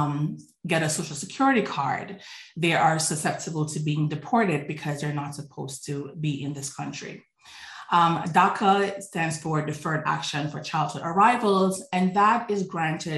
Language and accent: English; New York City, New York, United States; also born or lived in Jamaica; growing up in Brooklyn, New York